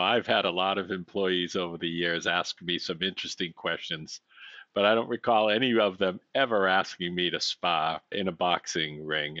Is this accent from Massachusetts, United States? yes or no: yes; Boston, Massachusetts, United States; I grew up in Boston.